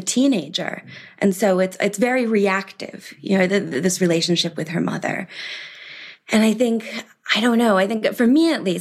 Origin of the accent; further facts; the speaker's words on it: Milwaukee, Wisconsin, United States; moved away as an adult; also born or lived in Providence / Paris / New York; I grew up in Milwaukee, Wisconsin